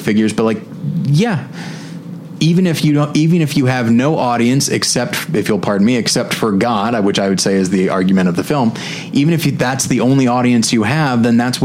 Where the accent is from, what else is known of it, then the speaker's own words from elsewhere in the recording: United States; I'm an American, so I say